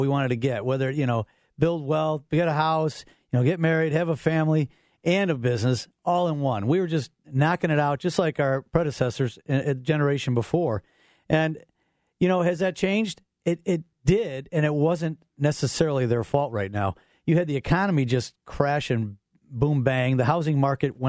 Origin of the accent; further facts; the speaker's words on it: Orland Park, Illinois, United States; my hometown, Orland Park